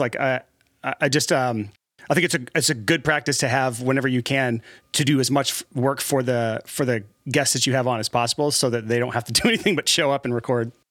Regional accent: Alabama, United States; moved away; Born and raised in Alabama, and, uh, somehow made it out of what I call the trap, which is Alabama

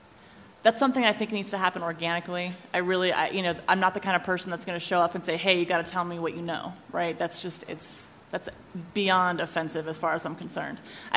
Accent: West Coast, United States; now in Charlottesville, United States; I'm from the West Coast. I went to William & Mary. I don't have deep Charlottesville ties. I did live here for a while

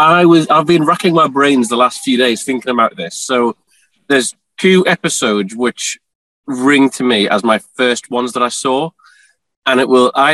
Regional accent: Newcastle upon Tyne, North East England, United Kingdom; accent: Geordie; I'm from the northeast of England in a town called Newcastle. So that makes me a Geordie

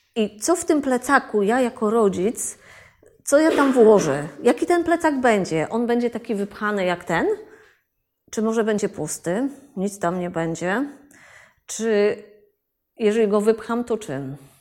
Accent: Wrocław, Lower Silesian Voivodeship, Poland; ja jestem z Wrocławia

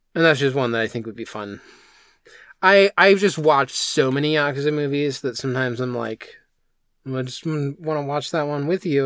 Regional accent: United States; as an American

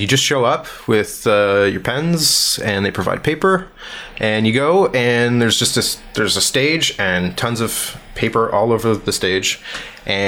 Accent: Richmond Hill, Ontario, Canada; also born or lived in Toronto; Born in Toronto, just raised in the suburbs, just north of the city in Richmond Hill

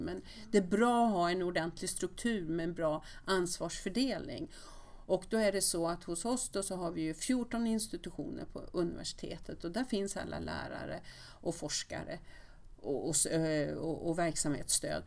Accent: Västerås, Västmanland, Sweden; moved away; jag kom från Västerås

